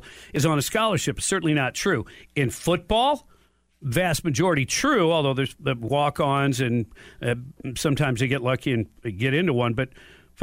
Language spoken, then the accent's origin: English; Detroit, Michigan, United States; I was born in Detroit